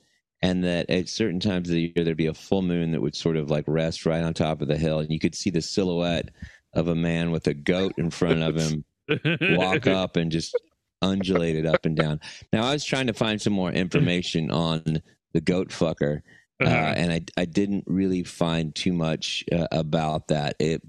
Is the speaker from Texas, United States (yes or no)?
yes; Denton, Texas, United States; growing up in Denton